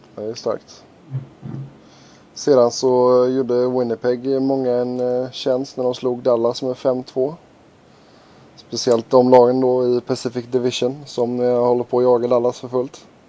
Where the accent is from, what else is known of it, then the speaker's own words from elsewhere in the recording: Gothenburg, Västra Götaland, Sweden; som göteborgare